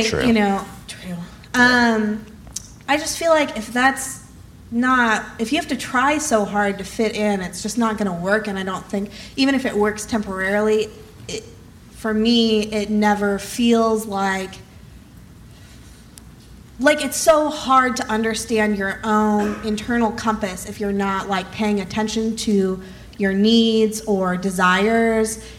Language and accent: English; Nebraska, United States; moved away as an adult; also born or lived in Minneapolis / New York; now in Los Angeles, United States; I grew up in Nebraska and then went to school in Minneapolis and then moved to New York.